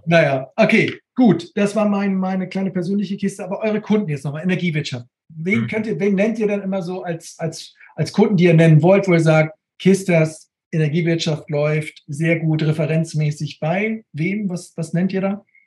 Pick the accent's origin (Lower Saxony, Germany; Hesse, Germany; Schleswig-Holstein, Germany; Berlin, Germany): Schleswig-Holstein, Germany; Neumünster; hier bei uns bei den Stadtwerken in Neumünster, da wo ich herkomme